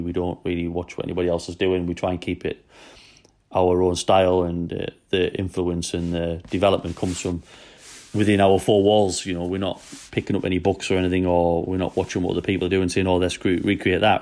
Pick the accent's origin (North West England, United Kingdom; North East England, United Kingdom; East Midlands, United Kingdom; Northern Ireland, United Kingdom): North East England, United Kingdom; Newcastle upon Tyne; now in Wales, United Kingdom; I'm from Newcastle, and we have trouble speaking English